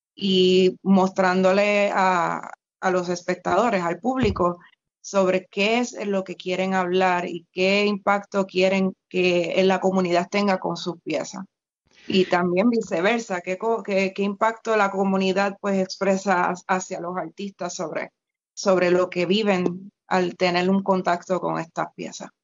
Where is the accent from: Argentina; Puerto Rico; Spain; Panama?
Puerto Rico